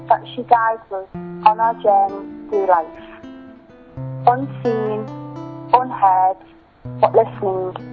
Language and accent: English; England, United Kingdom; I'm 22 and I'm from England.